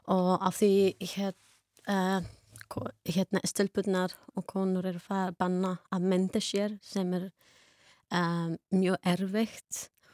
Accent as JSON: {"language": "Icelandic", "country": "Afghanistan", "second_language": "Icelandic", "moved": "as an adult", "said": "Við bæði komum frá Afganistan. Við byrjuðum skólan enni í moskni þar"}